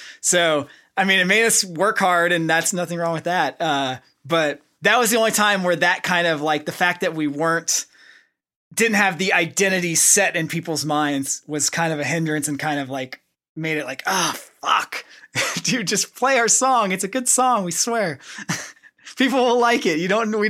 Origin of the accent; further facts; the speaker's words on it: Oklahoma, United States; you know, we come from Oklahoma, so we're just kind of like normal dudes.